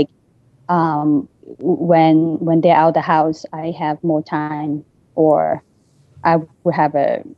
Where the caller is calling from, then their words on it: New York, United States; New York.